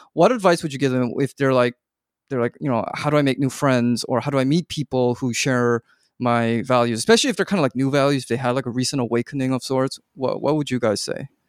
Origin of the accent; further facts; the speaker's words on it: Vancouver, British Columbia, Canada; moved away as an adult; also born or lived in Korea; I grew up in Vancouver, but then I went off for college quite far away, and then my parents moved back to Korea